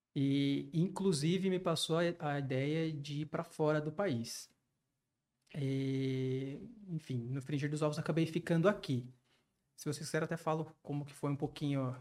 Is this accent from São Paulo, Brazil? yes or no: yes; Campinas, São Paulo, Brazil; moved away as an adult; now in São José dos Campos, Brazil; minha cidade natal, de Campinas, dos meus familiares